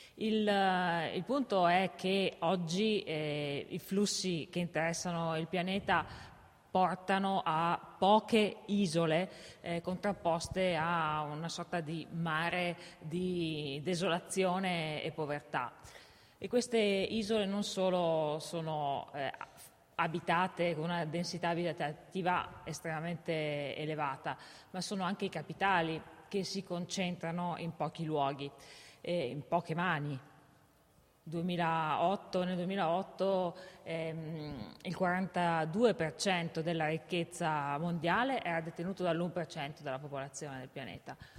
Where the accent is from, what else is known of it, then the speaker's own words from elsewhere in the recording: Val di Fiemme, Trentino-Alto Adige, Italy; also born or lived in Innsbruck; Io sono nata nelle Dolomiti, sono originaria della Val di Fiemme